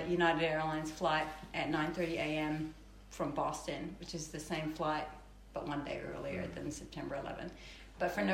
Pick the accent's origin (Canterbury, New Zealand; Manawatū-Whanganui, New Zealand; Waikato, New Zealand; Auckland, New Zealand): Auckland, New Zealand; moved away as an adult; also born or lived in London / New York; I was born in Auckland, New Zealand